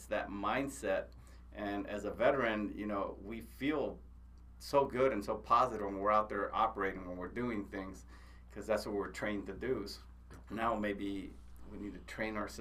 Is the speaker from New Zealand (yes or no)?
no; United States; we're American Indians, right? I mean, the Lakota, they were known as warriors. I'm an Apache